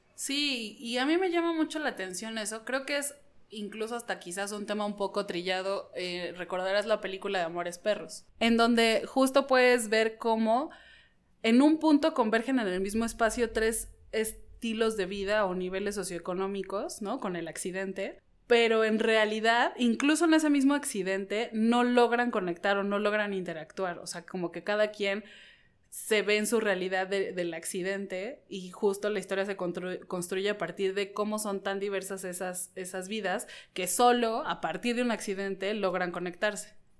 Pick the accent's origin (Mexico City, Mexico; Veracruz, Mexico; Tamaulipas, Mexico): Mexico City, Mexico; las ciudades que vivimos los mexicanos CDMXenses